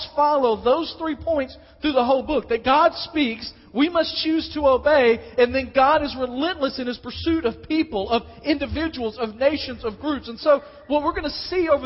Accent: West Tennessee, United States; moved away; also born or lived in Dyersburg, Tennessee; I grew up in West Tennessee

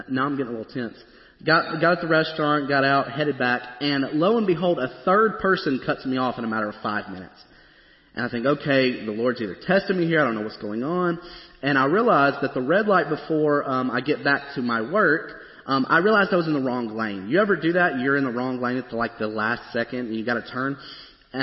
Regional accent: Springfield, Tennessee, United States; moved away as an adult; now in Goodlettsville, United States; I grew up in Springfield where, you know, there's not that much traffic.

